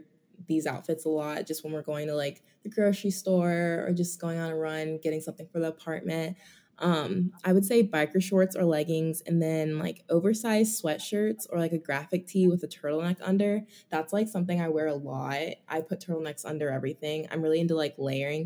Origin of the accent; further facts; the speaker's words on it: Raleigh, North Carolina, United States; moved away as an adult; My hometown is Raleigh, North Carolina